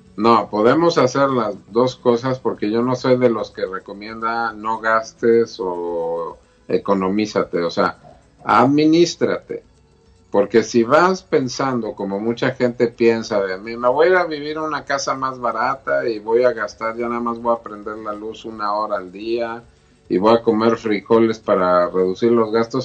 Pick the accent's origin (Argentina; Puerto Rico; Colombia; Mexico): Mexico; yo como mexicano y como todos los mexicanos somos ritualeros